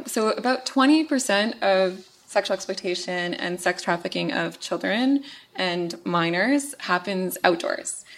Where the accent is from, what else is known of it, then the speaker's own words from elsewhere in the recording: Winnipeg, Manitoba, Canada; in my hometown and, and actually literally in my backyard in Winnipeg